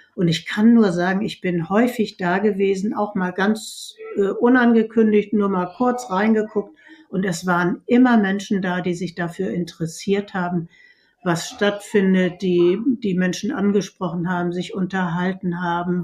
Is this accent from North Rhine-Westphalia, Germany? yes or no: no; Hamburg, Germany; ich bin Hamburgerin und mir liegt die Innenstadt am Herzen